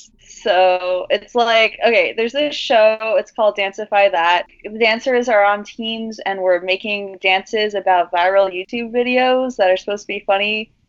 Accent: Lebanon; Also a queer Lebanese person.

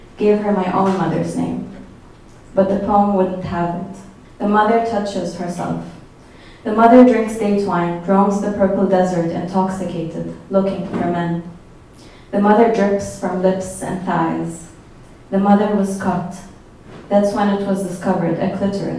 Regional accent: Egypt; moved away as an adult; also born or lived in Cairo; now in New York, United States; I'm from Egypt. I moved here 5 years ago to do a master's in arts journalism.

